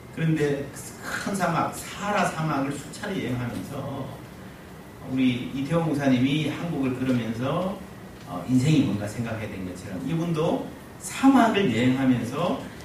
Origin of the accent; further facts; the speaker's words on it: Busan, South Korea; 저는 부산 출신인데요.